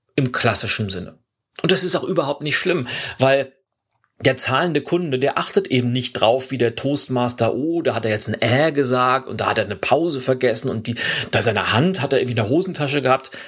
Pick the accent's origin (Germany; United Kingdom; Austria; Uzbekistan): Germany; Lübeck, Schleswig-Holstein; Lübeck, meiner Heimatstadt